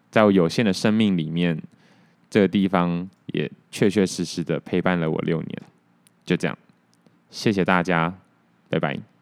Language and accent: Chinese; Taoyuan, Taiwan; now in Taipei, Taiwan; 我桃园人啊